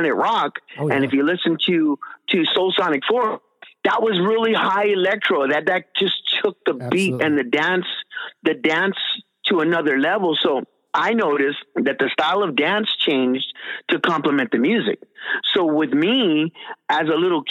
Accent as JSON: {"language": "English", "region": "California", "country": "United States", "said": "I am from California"}